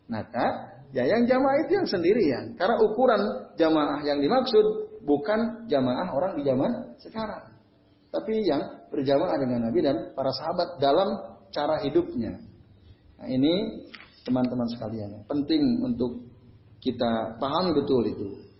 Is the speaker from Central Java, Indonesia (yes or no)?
yes; Kudus, Central Java, Indonesia; termasuk di kampung saya itu di Sampangan itu ya. Wah itu repot juga. Maka kemarin saya nggak datang juga, saya ke Kudus pulang waktu itu kemarin.